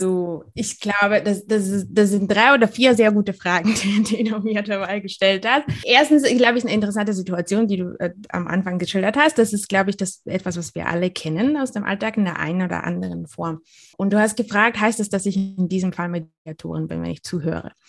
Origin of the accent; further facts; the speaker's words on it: Bulgaria; now in Germany; komme ich aus Bulgarien